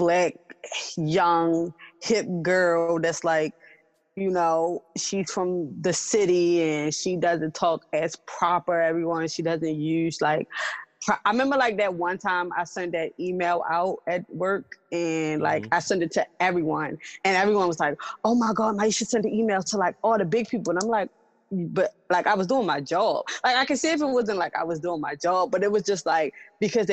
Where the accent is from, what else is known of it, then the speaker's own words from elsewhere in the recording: Baltimore, Maryland, United States; I grew up in Baltimore City